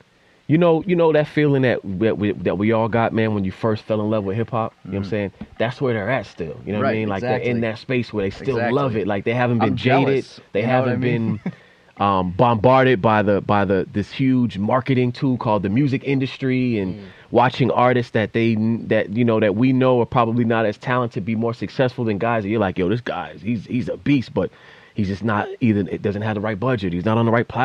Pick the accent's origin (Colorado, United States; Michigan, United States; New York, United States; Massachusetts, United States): Massachusetts, United States; Boston; as a Bostonian